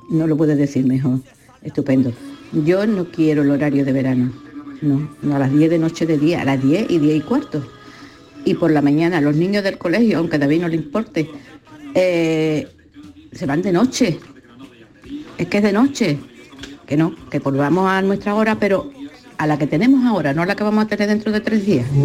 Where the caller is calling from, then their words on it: Algeciras, Andalusia, Spain; Buenos días. … de Algeciras.